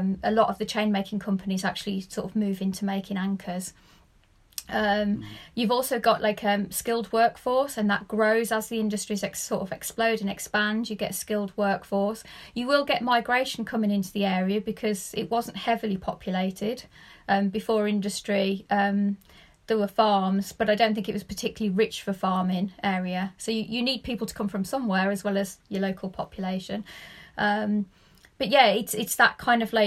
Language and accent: English; the Black Country, West Midlands, United Kingdom; I'm actually from the Black Country